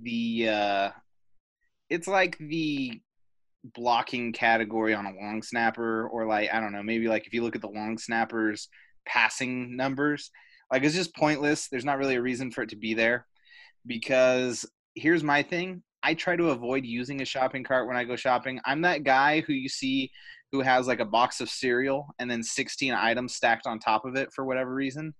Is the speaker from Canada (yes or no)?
yes; Canada; accent: Canadian; I have my own Canadian accent that just forces its way out